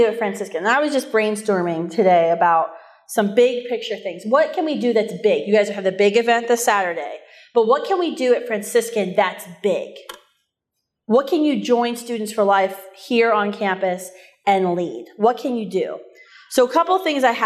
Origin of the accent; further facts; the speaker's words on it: West Virginia, United States; moved away as an adult; also born or lived in Ohio Valley / Washington, D.C.; now in Minnesota, United States; I grew up in West Virginia.